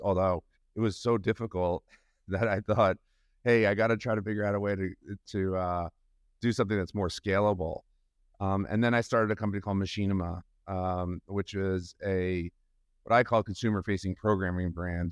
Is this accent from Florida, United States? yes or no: no; New York, United States; also born or lived in Massachusetts; I grew up in New York. Um, I uh, grew up outside the city